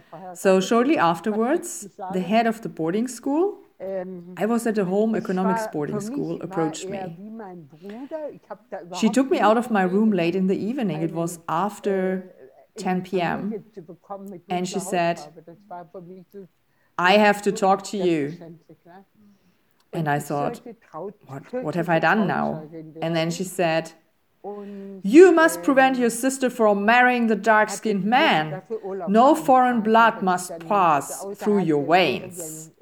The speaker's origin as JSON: {"language": "English", "town": "Stuttgart", "region": "Baden-Württemberg", "country": "Germany", "tie": "born there", "second_language": "English", "said": "My childhood took place right after the war, after 1945, with all the problems. I was born in Stuttgart, not Berlin."}